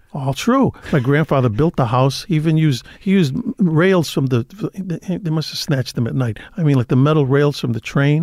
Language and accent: English; Chicago, Illinois, United States; also born or lived in Cicero, Illinois; I grew up on the west side of the city